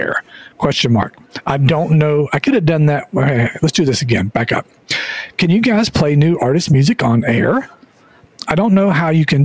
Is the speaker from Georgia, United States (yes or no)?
yes; Georgia, United States; I'm from Georgia